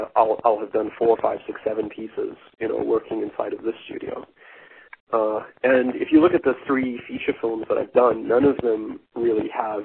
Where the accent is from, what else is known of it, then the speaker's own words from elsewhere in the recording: South Africa; That the only film that has any relevance really to South Africa is specifically District 9, which was very much an allegory for apartheid that I lived through as a teenager.